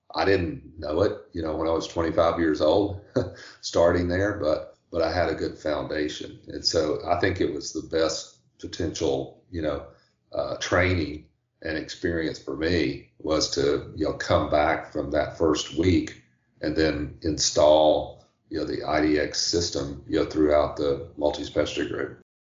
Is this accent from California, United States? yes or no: no; Tennessee, United States; moved away as an adult; now in Charleston, United States; I'm originally from Tennessee